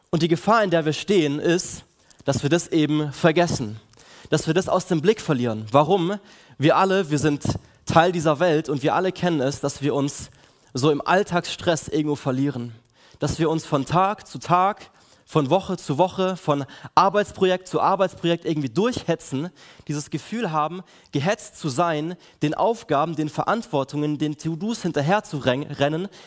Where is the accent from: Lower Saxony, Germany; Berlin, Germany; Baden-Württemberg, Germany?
Baden-Württemberg, Germany; Villingen; ich komme aus Villingen, bin dort einer der Pastoren der KL4